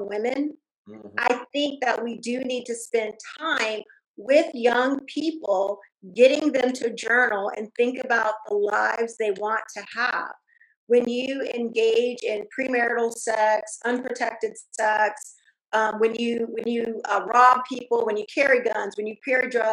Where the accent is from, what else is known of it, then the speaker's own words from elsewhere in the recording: Fayetteville, North Carolina, United States; also born or lived in Germany / Texas; I'm from Fayetteville, North Carolina. I mean, I grew up in a you know, black neighborhood